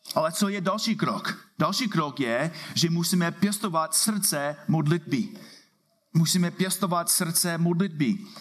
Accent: United States; Czech is a second language; now in Czech Republic; Jsem tady jako Američan

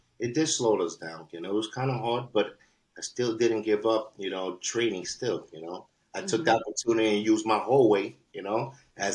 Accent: New York City, New York, United States; I'm original from, born and raised, and original from East Harlem, Spanish Harlem, New York City, Manhattan

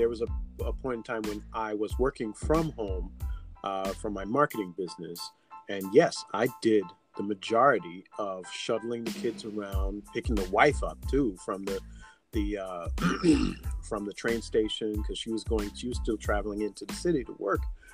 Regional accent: Jamaica; I am Jamaican

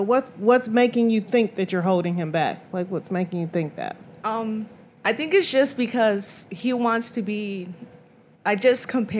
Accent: Texas, United States; from Texas.

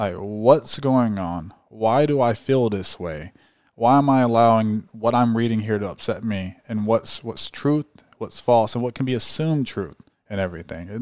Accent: California, United States; I'm from California.

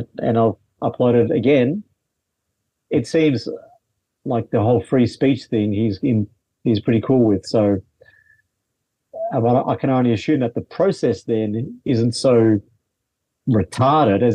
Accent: Melbourne, Victoria, Australia; I'm from Melbourne, but I'm in Queensland at the moment doing a run of shows

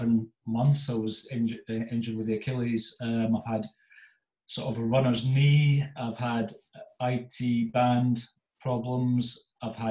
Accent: Aberdeen, Scotland, United Kingdom; also born or lived in Stirling; I'm from Aberdeen. I was up in Aberdeen at school at the time.

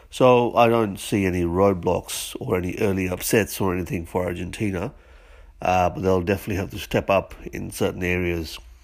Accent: Australia; as an Australian

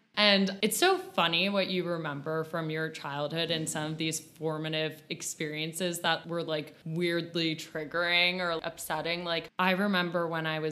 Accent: United States; growing up in America, we only see very particular ideals of beauty

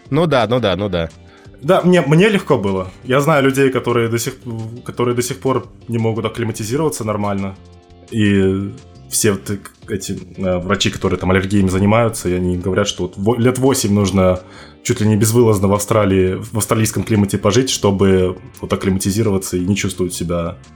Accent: Uzbekistan; Я из Узбекистана.

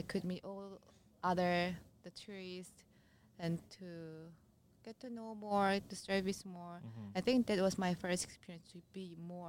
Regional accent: South Korea; English is a second language; So maybe when I live in Korea, maybe I couldn't find my dream route.

